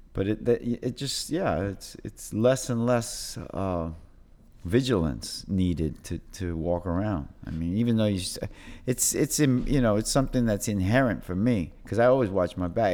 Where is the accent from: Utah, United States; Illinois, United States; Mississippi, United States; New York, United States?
New York, United States; New York City; I grew up on Avenue D, and the housing projects